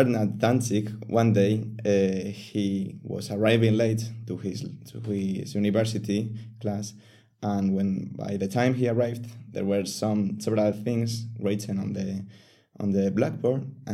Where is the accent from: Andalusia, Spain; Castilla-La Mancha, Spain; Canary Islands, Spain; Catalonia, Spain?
Castilla-La Mancha, Spain; also born or lived in Seville; I am actually from another city, which is in La Mancha